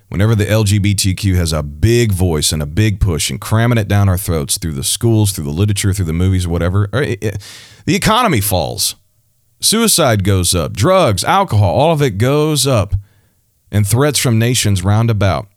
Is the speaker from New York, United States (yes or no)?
no; Missouri, United States; my home state, Missouri